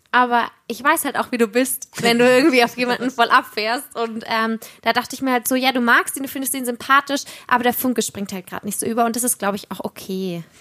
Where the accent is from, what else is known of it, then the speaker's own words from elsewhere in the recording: Bavaria, Germany; Aber ich komme ja auch aus Franken ursprünglich. Ich fand das natürlich mega. Ein Franke.